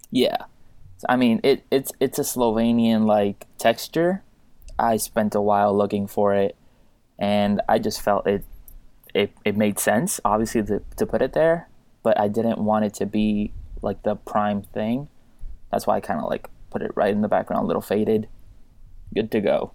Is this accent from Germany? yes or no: no; Puerto Rico; I'm from Puerto Rico, uh, born and raised there